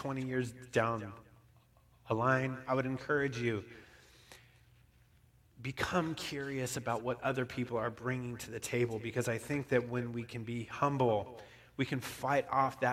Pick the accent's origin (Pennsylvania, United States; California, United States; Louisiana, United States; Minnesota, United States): California, United States; Bishop; also born or lived in Reno; Bishop, where I grew up